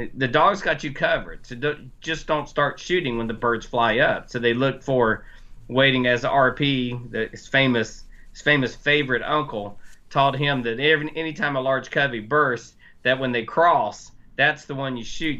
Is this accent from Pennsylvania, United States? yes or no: no; North Carolina, United States; I'm from North Carolina